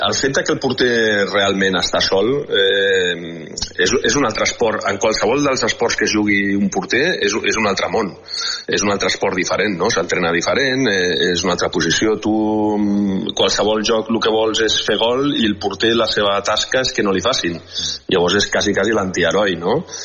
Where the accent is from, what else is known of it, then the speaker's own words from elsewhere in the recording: Spain; com a jugador espanyol